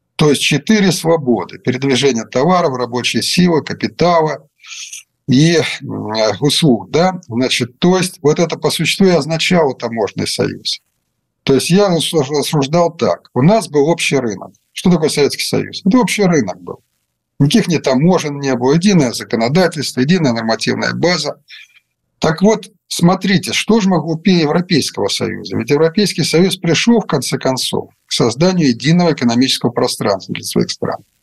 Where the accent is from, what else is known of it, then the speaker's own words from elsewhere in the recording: Russia; moved away; also born or lived in Ukraine; я сейчас в России, и вы не забывайте, что я родился в России